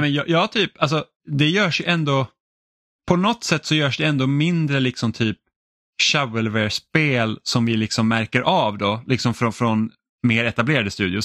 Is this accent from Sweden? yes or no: no; Finland; jag känner mig som då finne känner mig liksom väldigt mycket hemma